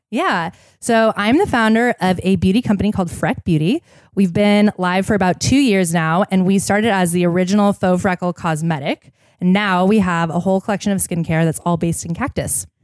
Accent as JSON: {"language": "English", "town": "Seattle", "region": "Washington", "country": "United States", "tie": "born or raised there", "said": "I grew up in Seattle"}